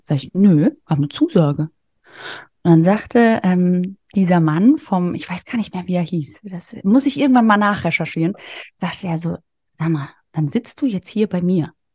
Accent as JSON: {"language": "German", "area": "a small village near Darmstadt", "region": "Hesse", "country": "Germany", "tie": "born or raised there", "said": "ich komme aus einem kleinen Dorf bei Darmstadt. Du hast ja mich als Hessin angekündigt"}